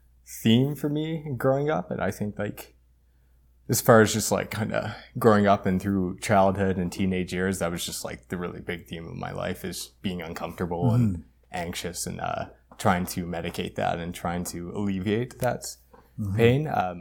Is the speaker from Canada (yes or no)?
yes; Edmonton, Alberta, Canada; born there; Okay, so I was born in Edmonton, but pretty much grew up here my whole life.